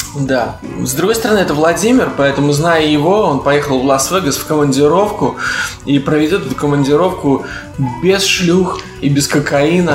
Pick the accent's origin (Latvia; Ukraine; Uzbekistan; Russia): Latvia; accent: Baltic; я из Латвии